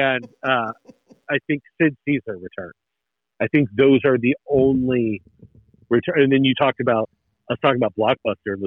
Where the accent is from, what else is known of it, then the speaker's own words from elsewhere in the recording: Northern Kentucky, United States; I was born and raised in Northern Kentucky, which is real close to Cincinnati